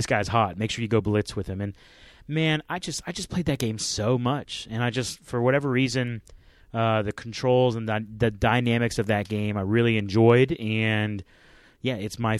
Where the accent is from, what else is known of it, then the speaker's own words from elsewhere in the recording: Florida, United States; I grew up in Florida